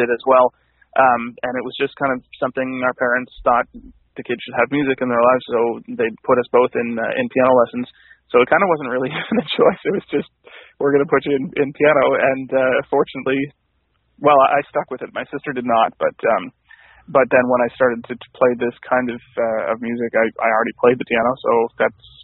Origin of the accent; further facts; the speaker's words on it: Cape Breton, Nova Scotia, Canada; I born and raised in Cape Breton